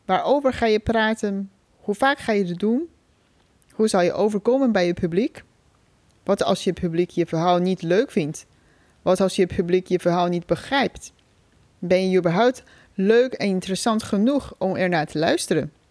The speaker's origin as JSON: {"language": "Dutch", "country": "China", "second_language": "Dutch", "moved": "as an adult", "lives_now": "Netherlands", "said": "Ik ben 33 jaar oud. Oorspronkelijk kom ik uit China. Voor de studie ben ik naar Nederland gekomen. Inmiddels woon ik hier al bijna 13 jaar."}